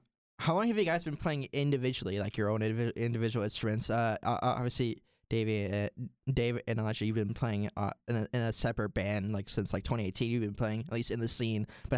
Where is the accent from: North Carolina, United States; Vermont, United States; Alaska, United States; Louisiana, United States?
North Carolina, United States; Swansboro; now in Raleigh, United States; back when I was like 18, back in my hometown, Swansboro.